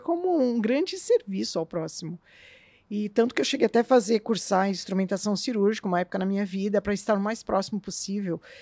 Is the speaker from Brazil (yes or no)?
yes; São Paulo, Brazil; moved away as an adult; now in Curitiba, Brazil; eu não nasci aqui, eu nasci em São Paulo